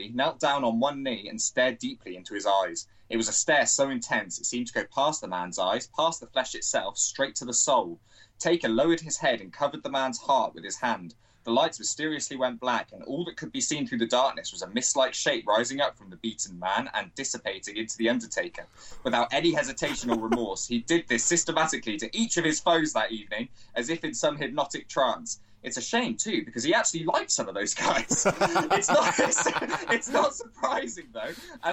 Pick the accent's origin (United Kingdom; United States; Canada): United Kingdom; we're British